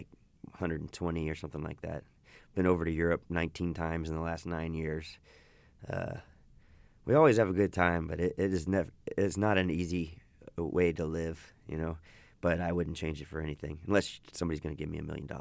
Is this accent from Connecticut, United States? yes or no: no; Austin, Texas, United States; I grew up in and around Austin all my life